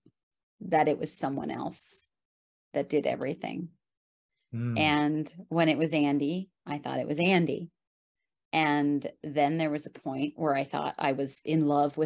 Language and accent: English; New York, United States; I'm a New Yorker